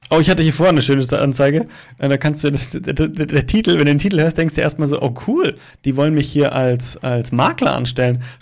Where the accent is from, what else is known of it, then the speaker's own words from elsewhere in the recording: Starnberg, Bavaria, Germany; In meiner Heimatstadt Starnberg, Amtsleitung Stadtbauamt.